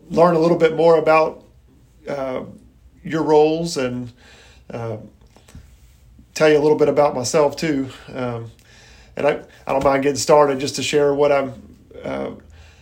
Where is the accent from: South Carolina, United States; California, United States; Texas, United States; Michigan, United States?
South Carolina, United States; Irmo; I grew up in Irmo, and Troop 95 was my troop right there at Union United Methodist